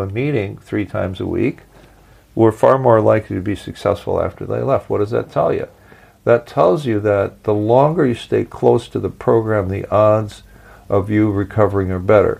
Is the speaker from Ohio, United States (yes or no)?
no; Milwaukee, Wisconsin, United States; my hometown of Milwaukee, Wisconsin